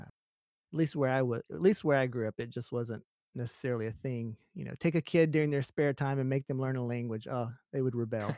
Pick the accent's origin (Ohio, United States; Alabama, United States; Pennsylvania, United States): Alabama, United States; moved away as an adult; now in Japan; I grew up in Alabama